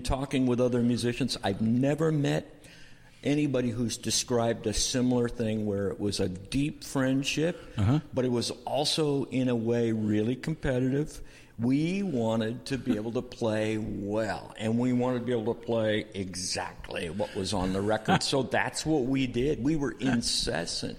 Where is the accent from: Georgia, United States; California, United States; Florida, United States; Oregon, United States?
Oregon, United States; Portland; also born or lived in Boston; I grew up here in Portland